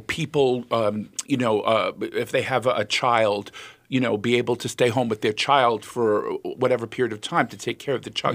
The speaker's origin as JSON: {"language": "English", "country": "United States", "tie": "born or raised there", "said": "I was born in the United States."}